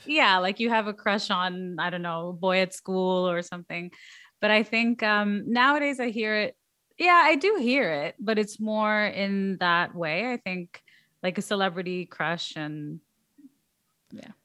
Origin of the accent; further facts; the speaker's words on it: Canada; I'm Canadian